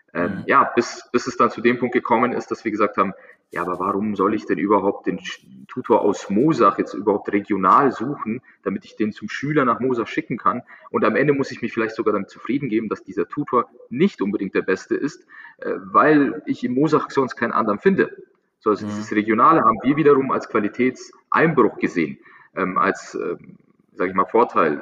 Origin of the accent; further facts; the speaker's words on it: Munich, Bavaria, Germany; ich, ich komme aus München, München ist ähm, relativ große Stadt